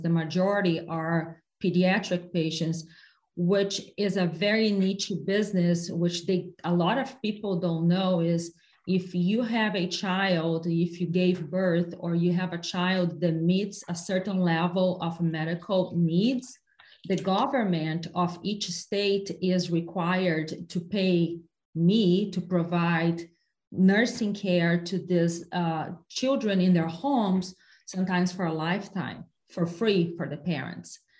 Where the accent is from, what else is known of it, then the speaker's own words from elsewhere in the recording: Brazil; now in United States; my hometown in brazil